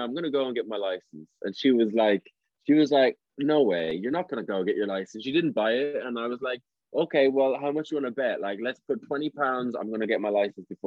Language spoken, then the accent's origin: English; Tipperary, Munster, Ireland; now in London, United Kingdom; I'm from Ireland. I'm from Tipperary